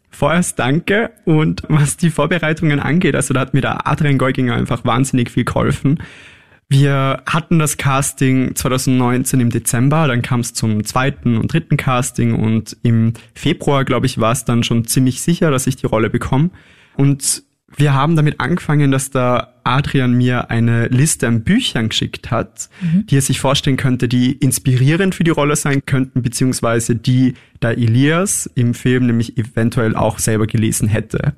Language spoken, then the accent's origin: German; Innsbruck, Tyrol, Austria; also born or lived in Scheibbs, Lower Austria; Geboren in Scheibs in Niederösterreich, das stimmt, aufgewachsen aber größtenteils in Innsbruck.